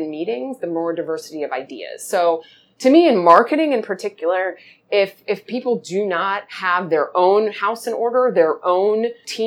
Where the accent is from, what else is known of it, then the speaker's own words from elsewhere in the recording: Washington, District of Columbia, United States; I grew up in Washington, D.C.